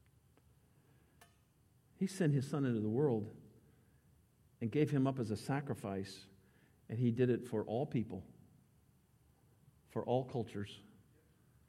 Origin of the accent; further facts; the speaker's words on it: United States; as an American